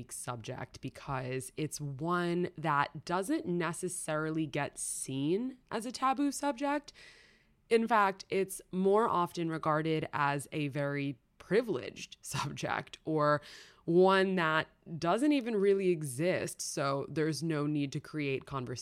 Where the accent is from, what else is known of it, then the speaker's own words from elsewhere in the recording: New York City, New York, United States; I grew up in New York City